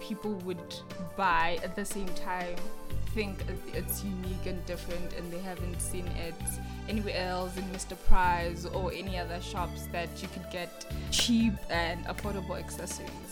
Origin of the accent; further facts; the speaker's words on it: Chitungwiza, Harare, Zimbabwe; now in Johannesburg, South Africa; I'm originally from Zimbabwe, from Harare, from the township in a place called Chitungwiza